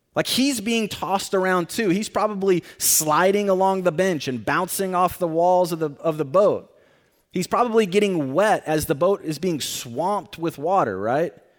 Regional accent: Tornado Alley, United States; moved away; I live, or I grew up in an area called Tornado Alley

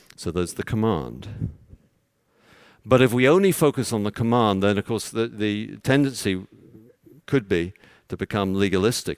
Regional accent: London, United Kingdom; moved away; I'm from London

